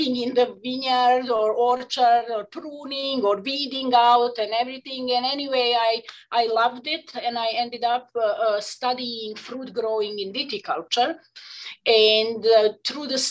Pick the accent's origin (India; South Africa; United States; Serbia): Serbia; Vojvodina; moved away; I was born in Yugoslavia, that's Serbia, and it's a northern part of the country, right on the border between Serbia and Hungary